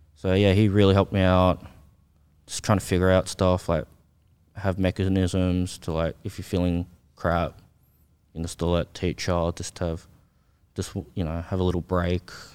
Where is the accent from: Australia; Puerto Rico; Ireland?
Australia; born or raised there; also born or lived in South Korea